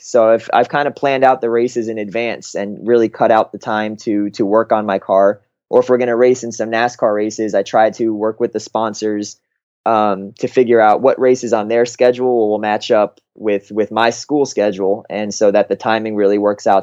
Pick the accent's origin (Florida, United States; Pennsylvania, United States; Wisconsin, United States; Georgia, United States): Florida, United States; Fort Lauderdale; moved away as an adult; also born or lived in Massachusetts; I grew up in Fort Lauderdale my entire life from, you know, when I was born till eighteen years old